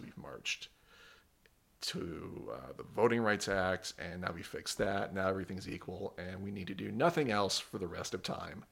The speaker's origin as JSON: {"language": "English", "town": "Great Falls", "region": "Montana", "country": "United States", "tie": "born or raised there", "also_born_or_lived": "South Dakota / Wyoming", "moved": "yes", "said": "I grew up in Montana. I was born in Great Falls. Um, lived in South Dakota for a bit and uh, Wyoming for a bit."}